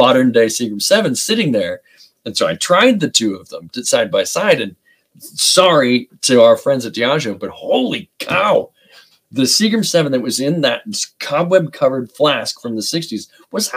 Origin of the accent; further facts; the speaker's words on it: United States; I'm an American